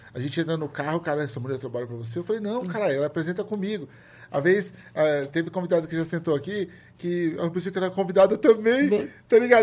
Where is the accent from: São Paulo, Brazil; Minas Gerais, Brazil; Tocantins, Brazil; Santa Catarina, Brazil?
São Paulo, Brazil; eu lembro da minha infância no Capão